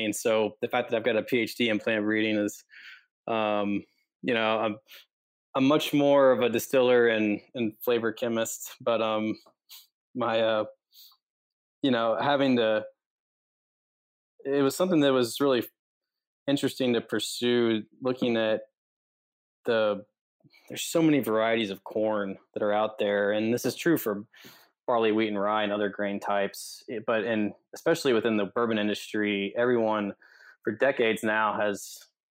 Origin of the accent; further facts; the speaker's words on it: Kentucky, United States; moved away; also born or lived in Fort Worth; I grew up in Kentucky